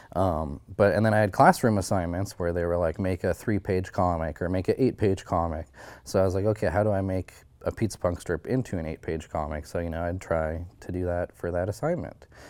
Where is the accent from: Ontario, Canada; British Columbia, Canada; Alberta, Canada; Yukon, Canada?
Yukon, Canada; Haines Junction; my hometown, uh, you could learn Southern Shoshone, um, starting kindergarten.